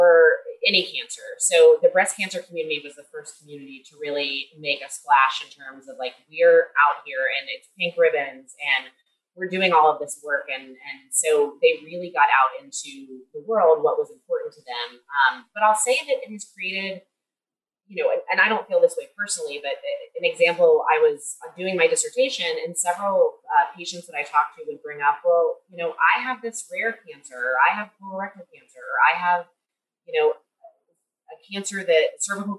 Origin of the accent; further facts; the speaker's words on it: Kentucky, United States; I'm from Kentucky, where we have some of the leading cancer rates in the country